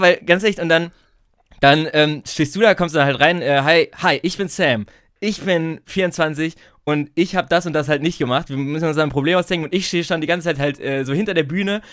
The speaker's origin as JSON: {"language": "German", "town": "Bielefeld", "region": "North Rhine-Westphalia", "country": "Germany", "said": "als Bielefelder"}